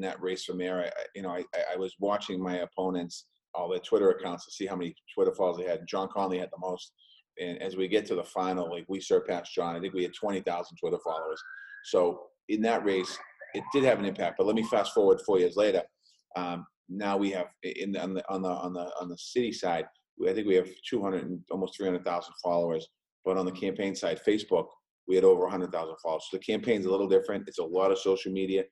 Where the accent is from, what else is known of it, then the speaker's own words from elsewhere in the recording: Boston, Massachusetts, United States; I grew up in Dorchester, lifelong Dorchester resident